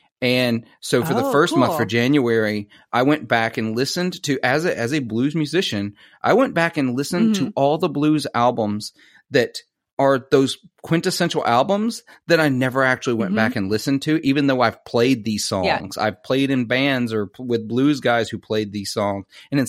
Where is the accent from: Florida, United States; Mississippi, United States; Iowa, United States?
Mississippi, United States; Mississippi boy